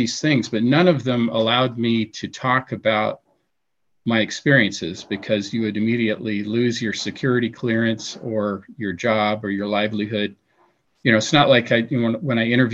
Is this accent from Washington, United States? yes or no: yes; Seattle, Washington, United States; moved away; we're both from Seattle, we grew up together